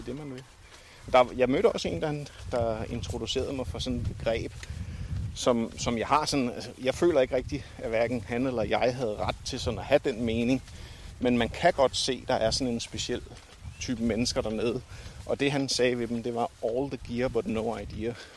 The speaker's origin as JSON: {"language": "Danish", "country": "Denmark", "said": "jeg har jo også gået her hjemme i Danmark med støvler"}